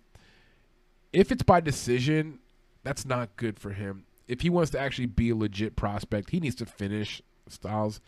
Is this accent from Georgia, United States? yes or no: no; New York City, New York, United States; I was born in Brooklyn, New York. I'm Puerto Rican.